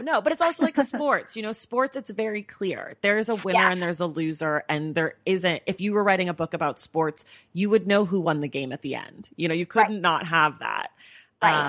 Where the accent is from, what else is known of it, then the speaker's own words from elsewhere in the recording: Oakland, California, United States; I'm also from the Bay Area, and I also grew up as a dancer.